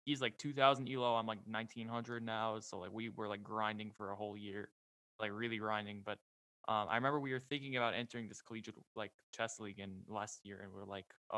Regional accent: New York, United States; I'm from New York

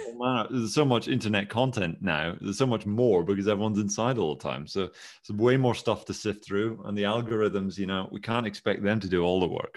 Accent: Scotland, United Kingdom; I am Scottish

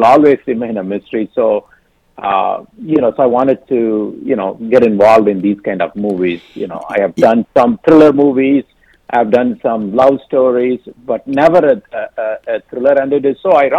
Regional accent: India; moved away; also born or lived in Detroit; growing up in India

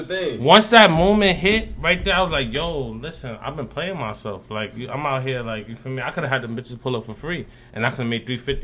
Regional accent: New York City, New York, United States; I'm from Harlem, you feel me? But, like, I be all over the East Coast, huh?

